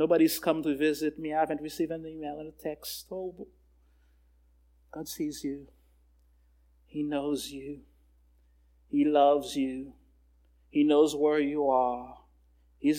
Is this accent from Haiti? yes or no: yes; Haiti; I'm from Haiti